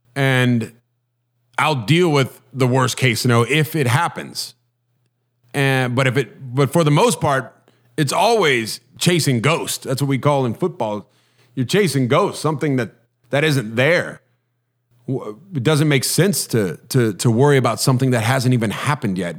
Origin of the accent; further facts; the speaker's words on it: Huntington Beach, California, United States; I grew up in Huntington Beach, so I, I tried to surf a little bit